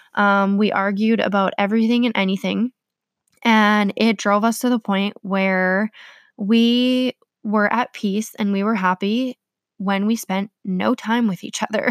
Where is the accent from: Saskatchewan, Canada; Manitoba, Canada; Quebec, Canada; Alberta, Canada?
Manitoba, Canada; So, I was born in Manitoba. Um, I'm a Canadian girl.